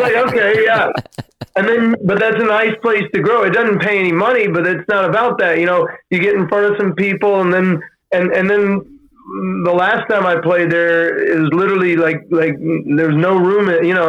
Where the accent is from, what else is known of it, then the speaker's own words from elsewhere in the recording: Austin, Texas, United States; moved away as an adult; now in New York, United States; growing up in Austin was terrific.